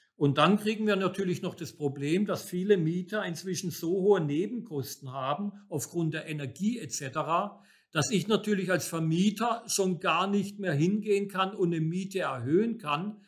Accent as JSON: {"language": "German", "country": "Germany", "said": "bei uns in Deutschland"}